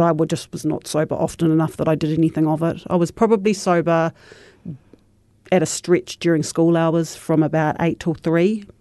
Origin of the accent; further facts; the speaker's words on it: Christchurch, Canterbury, New Zealand; I was raised in Shirley in Petrie Street